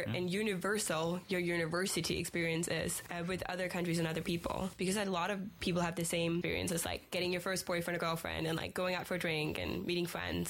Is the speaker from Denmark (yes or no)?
yes; Denmark; moved away as an adult; now in Aberdeen, United Kingdom; I'm from Denmark